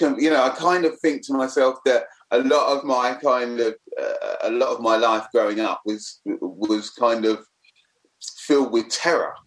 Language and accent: English; London, United Kingdom; also born or lived in Forest Gate; I was a black kid, lived growing up in the East End.